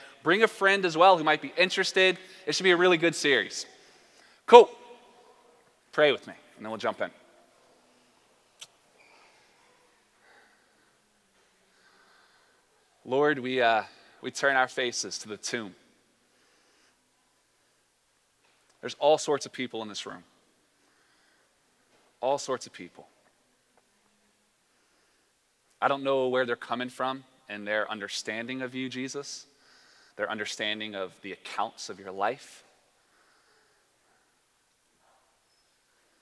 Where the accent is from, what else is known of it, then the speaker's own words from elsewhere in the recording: the South, United States; I'm from the South as well, so we say words like willy-nilly